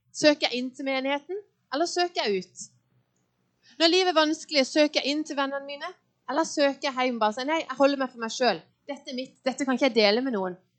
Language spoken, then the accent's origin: Norwegian; Lyngdal, Agder, Norway; now in Åseral, Norway; Jeg er født og oppvokst i en eh, fin kristen familie i Lyngdal.